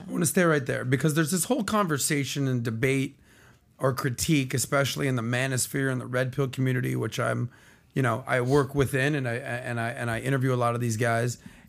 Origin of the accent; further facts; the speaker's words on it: Miami, Florida, United States; from Miami